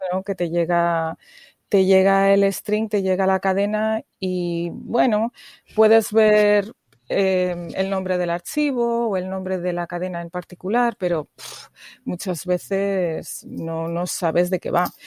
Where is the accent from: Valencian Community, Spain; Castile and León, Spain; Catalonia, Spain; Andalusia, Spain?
Castile and León, Spain; Burgos; moved away as an adult; also born or lived in England / Puerto Rico; now in United States; Soy del norte, eh, Burgos se llama mi, ciudad, eh, una ciudad pequeña, al norte, como a tres horas de Madrid.